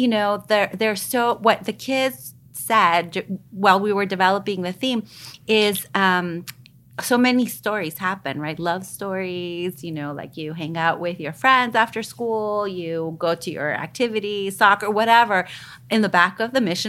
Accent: El Salvador; now in United States; I come from El Salvador. I was born and raised during a time of war

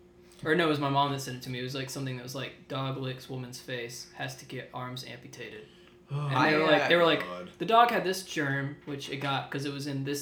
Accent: South Carolina, United States; I'm from South Carolina.

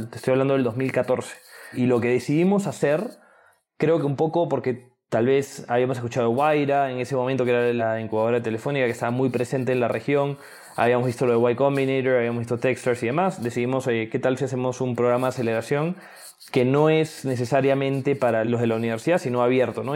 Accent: Lima, Peru; moved away as an adult; also born or lived in United States / England; soy de Lima

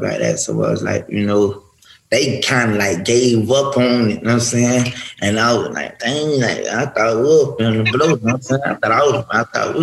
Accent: Pompano Beach, Florida, United States; I'm from Pompano

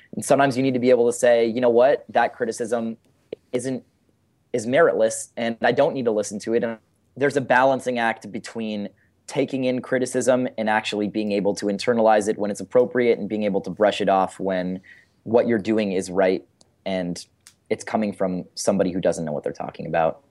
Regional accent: San Francisco, California, United States; I'm from San Francisco

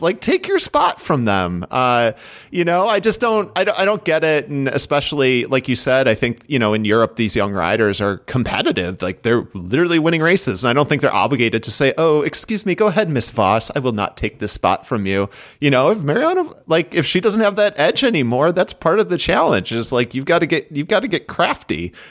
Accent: Chicago, Illinois, United States; growing up in Chicago

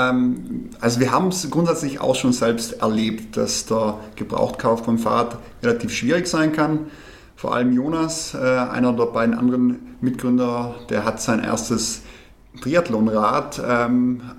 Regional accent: Trentino-Alto Adige, Italy; now in Munich, Germany; ich komme ursprünglich aus Südtirol, äh, lebe allerdings seit fünf Jahren jetzt in München

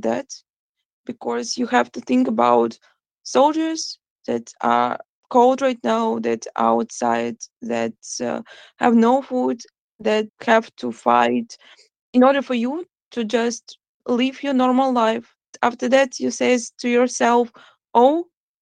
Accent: Zaporizhzhia, Zaporizhzhia Oblast, Ukraine; English is a second language; now in Kyiv, Ukraine; I was born in Zaporizhia, but for now, it's not the best place to live

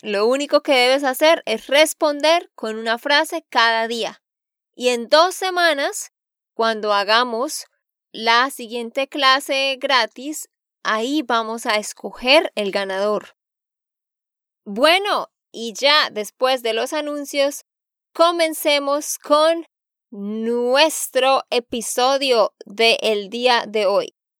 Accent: Santander, Colombia; de Santander, Colombia

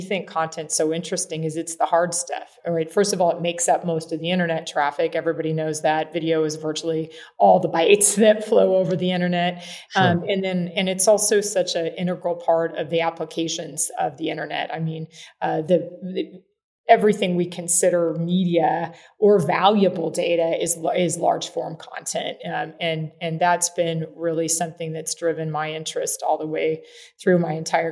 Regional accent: Kansas, United States; I'm actually a farm kid. I grew up in Kansas

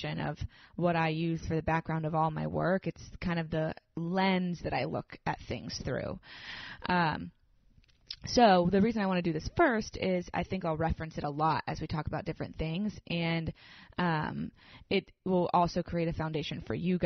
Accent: Nashville, Tennessee, United States; I'm from Nashville. I'm a therapist here.

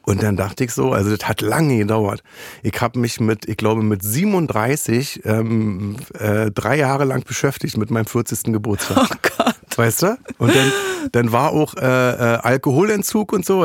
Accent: Berlin, Germany; ich komme aus Berlin

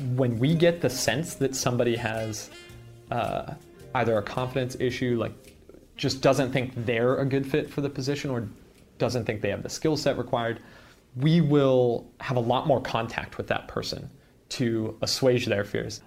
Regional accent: San Jose, California, United States; I grew up in San Jose.

